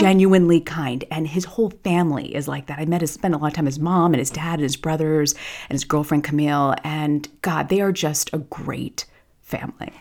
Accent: Tampa, Florida, United States; a girl who grew up in Tampa

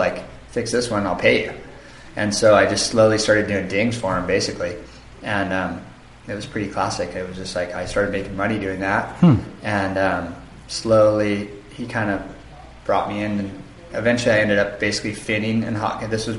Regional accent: Santa Barbara, California, United States; moved away as an adult; also born or lived in North Shore; I grew up in Santa Barbara, in California, and when I was in my early 20s, I moved to the North Shore

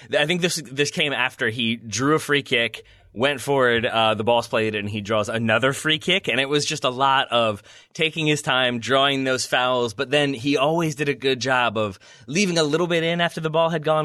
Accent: United States; as an American

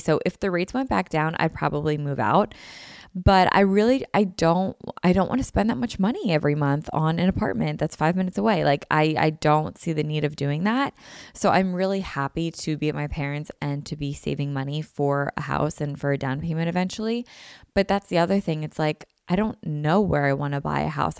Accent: Philadelphia, Pennsylvania, United States; I haven't really left my hometown or where I grew up or, like, the area

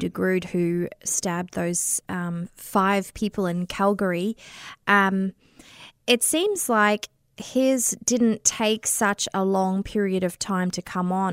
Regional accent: Australia; accent: Australian; moved away as an adult; now in Canada; I have an Australian accent. I'm originally from Australia, but I've been here in Canada for eleven years.

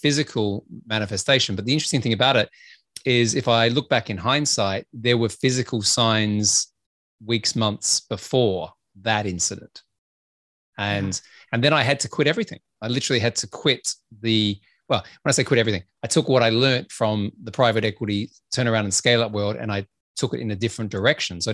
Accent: Australia; I'm Australian

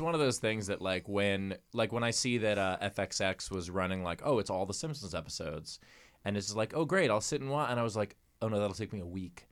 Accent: New York, United States; As a New Yorker

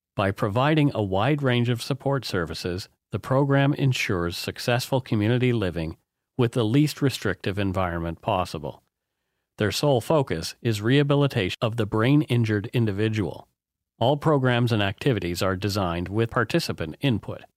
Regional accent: East Coast, Nova Scotia, Canada; born or raised there; now in British Columbia, Canada

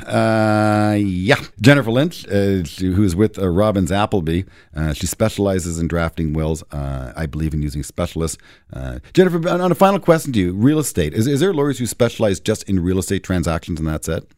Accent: Canada; as a Canadian investor

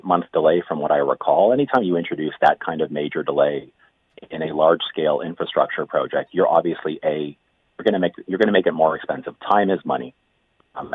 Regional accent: Vaughan, Ontario, Canada; I'm sitting in Queen's Park and I'm from Vaughan

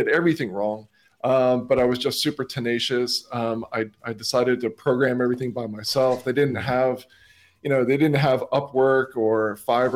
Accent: Miami, Florida, United States; moved away as an adult; also born or lived in St. Augustine, Florida; now in Australia; I grew up in Miami, Florida

